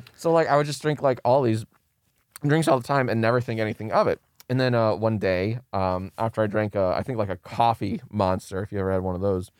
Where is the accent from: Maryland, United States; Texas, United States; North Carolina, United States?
Maryland, United States; moved away as an adult; now in Los Angeles, United States; I'm from Maryland, and I moved out here, uh, to L